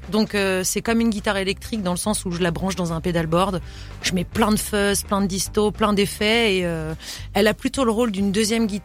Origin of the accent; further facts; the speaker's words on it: Portugal; comme je suis portugaise